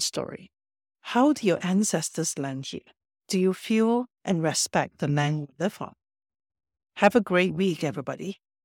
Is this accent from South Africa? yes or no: no; Singapore; moved away; I grew up in Singapore where most things are artificial, man-made.